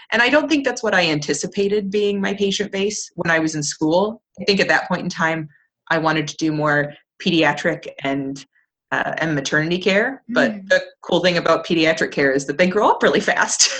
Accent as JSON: {"language": "English", "town": "Plymouth", "region": "Michigan", "country": "United States", "tie": "born or raised there", "said": "I'm in my hometown, which is fantastic. I'm in Plymouth, Michigan"}